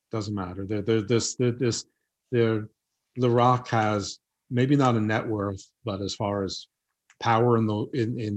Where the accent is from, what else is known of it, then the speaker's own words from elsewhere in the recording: New York, United States; accent: New York; Yeah, my accent's really watered down. But but listen, I totally get it from where you're from. That when my New York accent comes out